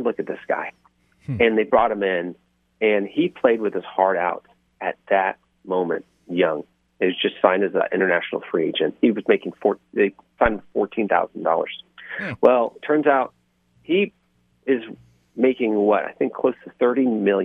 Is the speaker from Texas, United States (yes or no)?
yes; Houston, Texas, United States; I'm born and raised in Houston